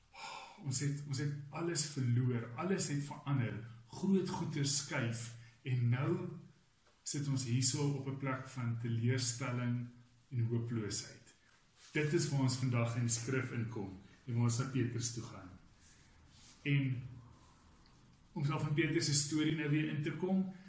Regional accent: Roodekrans, Gauteng, South Africa; also born or lived in Stellenbosch; ek het groot geword binne in die NG NG Roderkrans

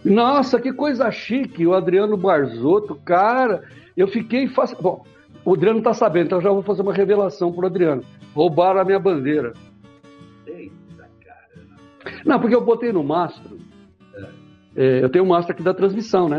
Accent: Araraquara, São Paulo, Brazil; moved away; Eu nasci em Araraquara, a morada do sol

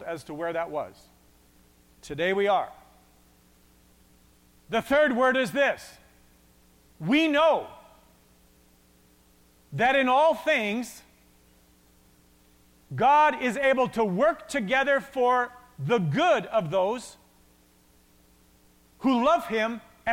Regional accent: Westlock, Alberta, Canada; I grew up in Westlock

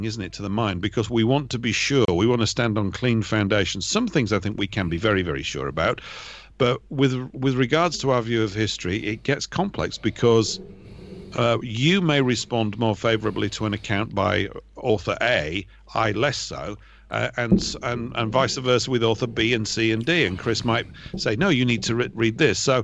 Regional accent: United Kingdom; me probably being a Brit

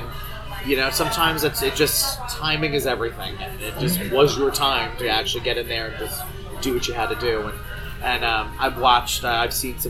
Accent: New Jersey, United States; moved away; years ago from New Jersey. And literally the first scene that accepted me being down here, you know, as a Northerner or a Yankee

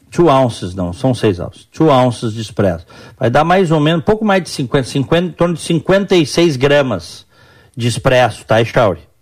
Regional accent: Brazil; now in United States; nas casas que eu cresci no Brasil, a cozinha era separada da sala

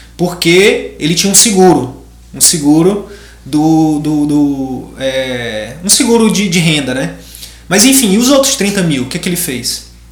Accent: Piauí, Brazil; moved away as an adult; lá do Piauí, lá, do, lá da minha região, lá do Cristalvinho, lá de Picos

